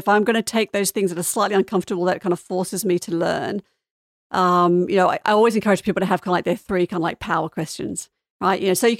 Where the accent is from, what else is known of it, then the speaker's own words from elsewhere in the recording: Sydney, New South Wales, Australia; moved away; So I was brought up in Australia. Maybe my accent's mellowed a little bit. I haven't lived there for a long time.